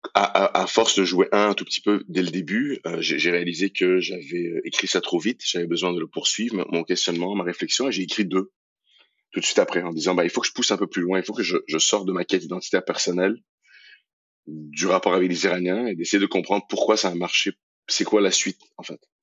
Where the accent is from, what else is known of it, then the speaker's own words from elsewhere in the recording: Iran; moved away; also born or lived in Montreal, Canada; mon pays d'origine, l'Iran